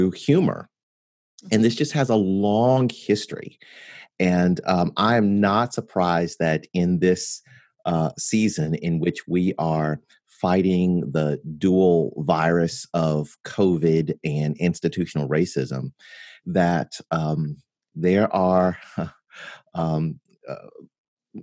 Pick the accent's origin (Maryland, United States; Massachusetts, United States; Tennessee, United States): Tennessee, United States; near Memphis; also born or lived in Mississippi; I was born in Mississippi, because I grew up near Memphis